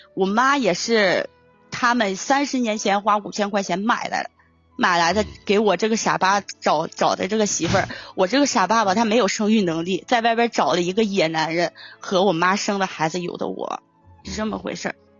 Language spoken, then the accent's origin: Chinese; Tangshan, Hebei, China; accent: Tangshan dialect; 我是唐山的